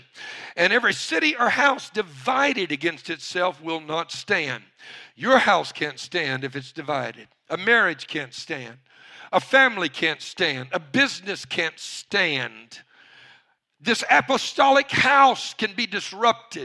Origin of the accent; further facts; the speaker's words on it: Cajun, Louisiana, United States; I'm a Cajun